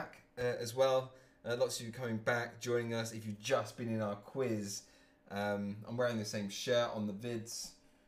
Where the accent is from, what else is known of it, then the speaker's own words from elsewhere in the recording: Cambridge, East of England, United Kingdom; I'm from Cambridge, England